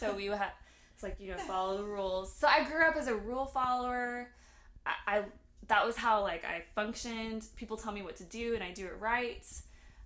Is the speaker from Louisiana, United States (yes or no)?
no; San Antonio, Texas, United States; also born or lived in Germany; My dad was in the military, and I was born in Germany. We moved to Texas